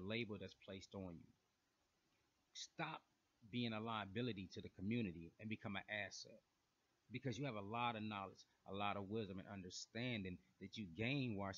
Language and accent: English; Flint, Michigan, United States; now in Atlanta, United States; I'm originally from Flint, Michigan